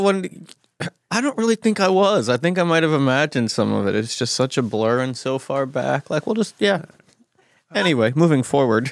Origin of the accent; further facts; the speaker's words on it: Gary, Indiana, United States; moved away; I'm actually from Gary, Indiana